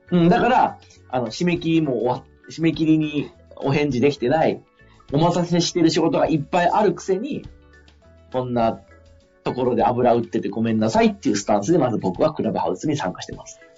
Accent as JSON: {"language": "Japanese", "region": "Fukui", "country": "Japan", "tie": "born or raised there", "moved": "yes", "said": "福井県の僕の地元の、あの、田舎の方の地方がある"}